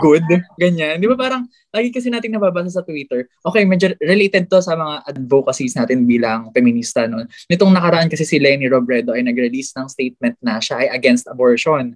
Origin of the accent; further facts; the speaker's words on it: Aurora, Central Luzon, Philippines; Dito kasi sa amin sa Aurora